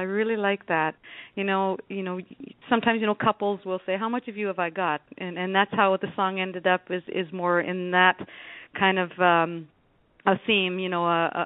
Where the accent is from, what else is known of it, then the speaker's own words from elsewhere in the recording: Temagami, Ontario, Canada; moved away as an adult; also born or lived in North Bay, Canada; now in St. Catharines, Canada; I come from Temagami, where you can't ask for a more beautiful place if you just want to, you know, relax and enjoy the surroundings of what nature brings. And I lived there for, I guess, about 12 years before I went away to college in North Bay